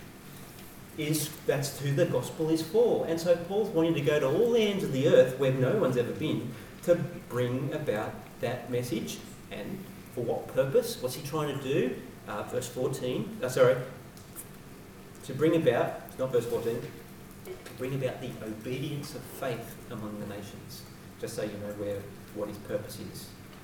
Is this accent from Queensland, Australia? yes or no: no; Sydney, New South Wales, Australia; I grew up in Western Sydney.